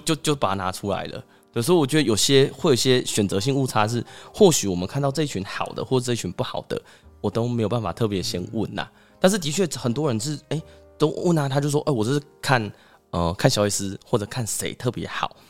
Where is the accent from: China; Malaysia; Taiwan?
Taiwan; 我们台湾人或者是我们东方人吃比较咸